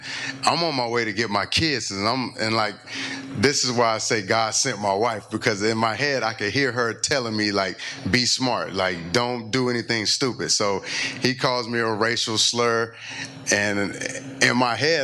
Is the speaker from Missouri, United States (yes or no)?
no; LaGrange, Georgia, United States; moved away as an adult; also born or lived in Kentucky / Denver, Colorado; now in Tennessee, United States; I grew up in LaGrange, Georgia, where I faced racism my whole life